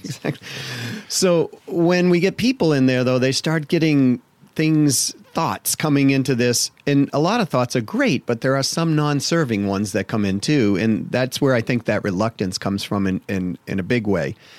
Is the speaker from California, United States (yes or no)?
no; Massachusetts, United States; I grew up in Massachusetts